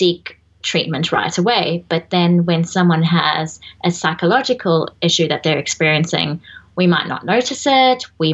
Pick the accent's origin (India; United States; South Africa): South Africa; moved away; being South African